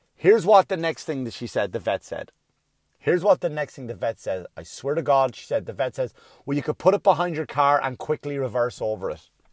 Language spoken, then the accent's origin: English; Ireland; now in United States; when I was a kid growing up in Ireland